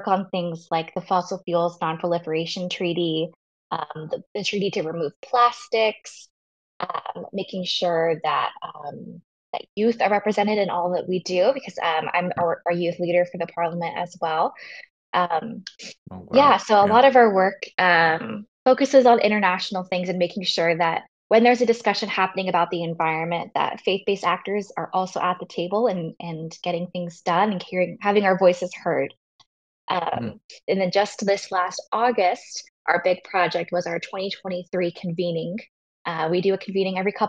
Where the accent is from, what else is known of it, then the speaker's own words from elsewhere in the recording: Florida, United States; moved away as an adult; now in Chicago, United States; I grew up on a little island off the coast of Florida